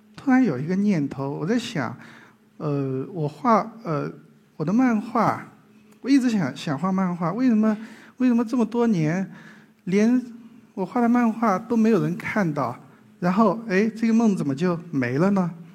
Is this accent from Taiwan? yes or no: no; southern Jiangsu-Zhejiang area, China; accent: southern Mandarin; 我小时候就在江浙南边的一个非常小的村镇里生活，小时候，呃，跟表哥们上山下水的，呃，野孩子